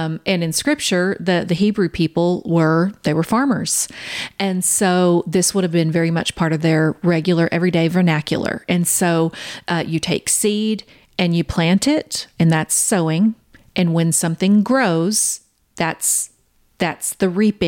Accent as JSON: {"language": "English", "town": "Kansas City", "country": "United States", "said": "we're from Kansas City."}